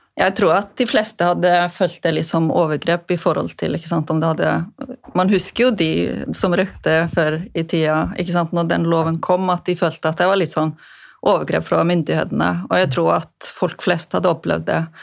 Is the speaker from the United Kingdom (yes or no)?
no; Westfjords, Iceland; moved away as an adult; now in Norway; Jeg vokste jo opp på Vestfjordene på Island